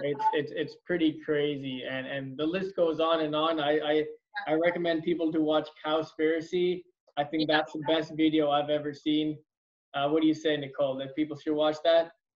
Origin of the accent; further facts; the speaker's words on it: India; moved away; I'm originally from India